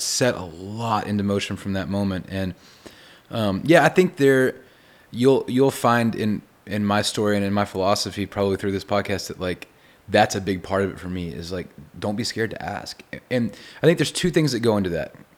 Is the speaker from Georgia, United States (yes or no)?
no; Texas, United States; I'm from Texas